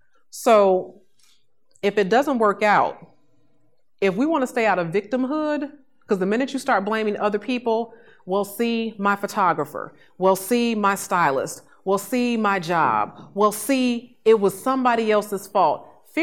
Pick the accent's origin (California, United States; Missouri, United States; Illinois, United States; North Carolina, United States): Illinois, United States; Chicago; I grew up in Inglewood, south side of Chicago, you know, for several years